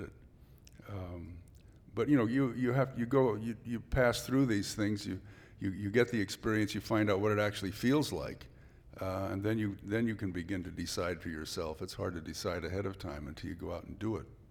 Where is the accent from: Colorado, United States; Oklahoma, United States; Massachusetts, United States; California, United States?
California, United States; San Francisco; also born or lived in Santa Clara Valley, California; now in Santa Cruz, United States; I was born right here in San Francisco